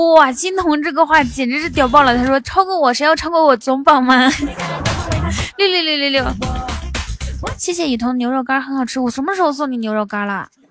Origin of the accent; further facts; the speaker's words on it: Inner Mongolia, China; 我是内蒙古人。小，我从小骑马长大的